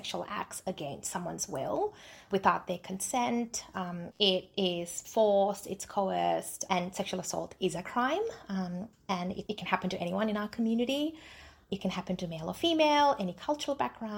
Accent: Australia; also born or lived in Jaffna, Sri Lanka; I was born in Jaffna, so I identify as a Tamil. We migrated to Australia when I was 8

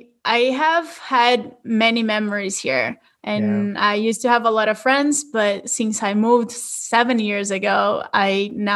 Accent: Brazil; English is a second language; moved away as an adult; also born or lived in Southern California; now in United States; I'm originally from Brazil, and I'm currently living in the United States.

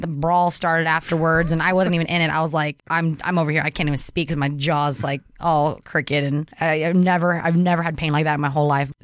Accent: Orange County, California, United States; I grew up in Orange County, and my high school soccer was very competitive

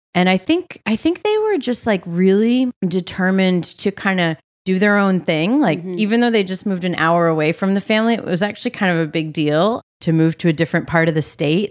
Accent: New Hampshire, United States; moved away as an adult; also born or lived in Massachusetts; now in Philadelphia, United States; we lived there till I was 4. Then we moved to New Hampshire and I lived there till I graduated high school and moved to Philly to go to college

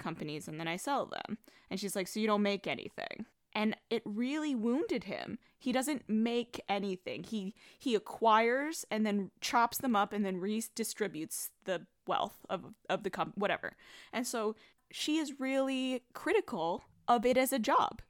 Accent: New York, United States; I'm a New Yorker

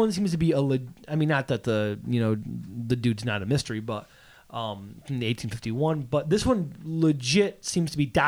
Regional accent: Auburn, New York, United States; I'm from Auburn, New York.

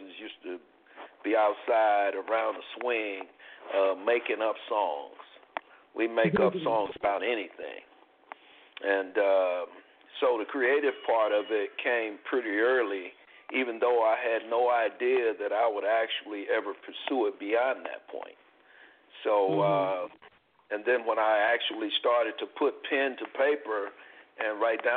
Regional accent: New York, United States; also born or lived in North Carolina; I'm originally from the South, from North Carolina, but I grew up in New York

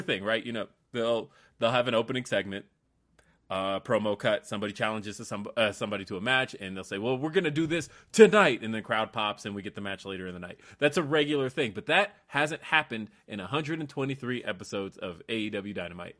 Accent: Colorado, United States; also born or lived in California; I'm from Colorado.

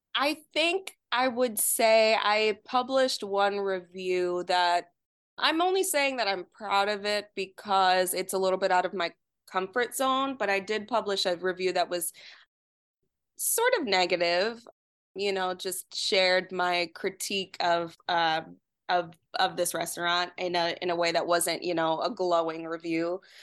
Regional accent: New York, United States; moved away as an adult; now in Detroit, United States; growing up in New York

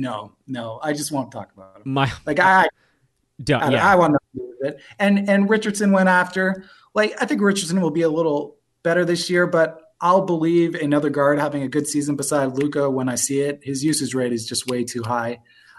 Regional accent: Toronto, Ontario, Canada; moved away; also born or lived in New York; I'm originally from Toronto. I lived in New York, just moved back to Toronto from because of COVID.

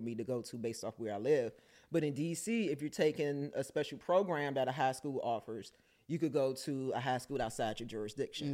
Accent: Washington, District of Columbia, United States; me growing up in Southeast

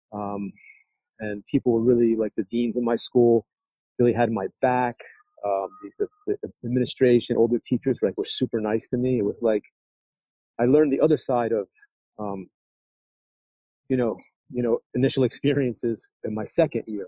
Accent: Trenton, New Jersey, United States; moved away as an adult; also born or lived in New York City; I grew up in New Jersey, in Trenton

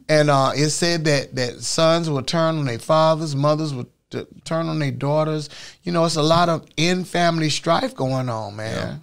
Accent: Orlando, Florida, United States; here in sunny, beautiful Orlando, my hometown

